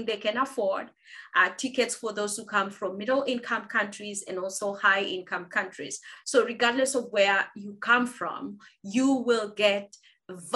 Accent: Kenya; moved away as an adult; also born or lived in South Africa / United States; I come from Kenya, went to a primary school which is not well known

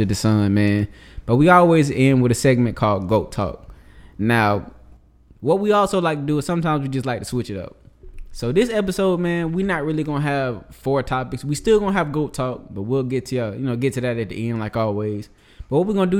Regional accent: the South, United States; I'm a country boy, bro. I'm from the South. We drink Lipton

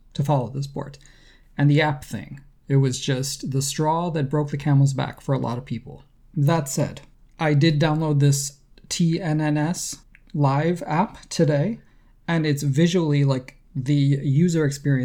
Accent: United States; as an American, I have to own that this is, you know, this is the image that my country puts out to the world

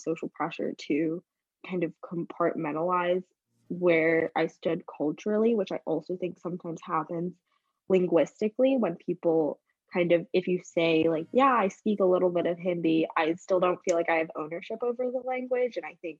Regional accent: Singapore; moved away; because I think growing up in Singapore, I was surrounded by a lot of international students who kind of had this same shared third culture kid type identity

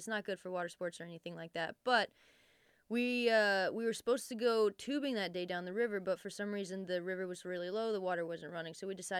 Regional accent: Texas, United States; We grew up out on Medina Lake.

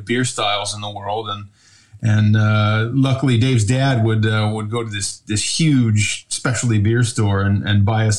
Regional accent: Rochester, New York, United States; moved away as an adult; also born or lived in Ohio; now in Flåm, Norway; born and raised in upstate New York, Rochester.

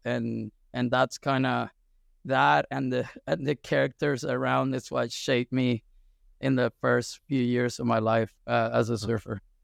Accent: Caracas, Capital District, Venezuela; I was born and raised in Venezuela, and I'm actually from Caracas, from the capital city.

